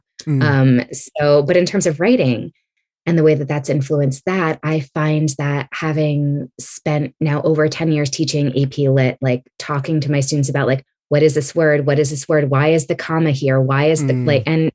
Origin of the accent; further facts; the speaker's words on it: East Coast, United States; also born or lived in California; now in Philadelphia, United States; my parents moved to the East Coast to be closer to their parents. And I grew up as one of three like kids of color in my graduating class